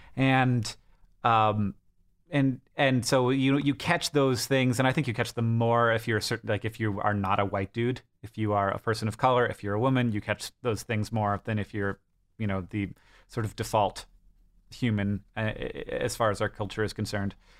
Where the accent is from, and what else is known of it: United States